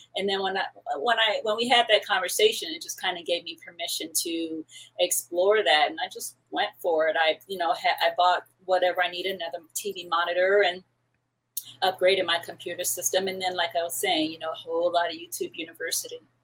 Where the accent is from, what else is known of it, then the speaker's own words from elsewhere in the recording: Paramount, California, United States; also born or lived in New York / Puerto Rico (ancestry); my family is Puerto Rican. I was born in New York, and I lived in um, Paramount out here in Southern California, which is like largely Mexican. Uh, I went to high school in that community